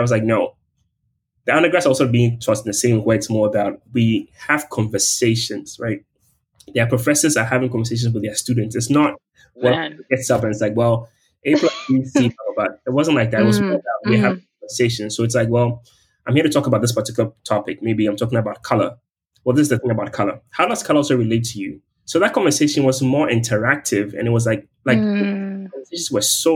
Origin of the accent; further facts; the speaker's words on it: Ghana; moved away as an adult; my identity as a Ghanaian and also like being from like a post-colonial state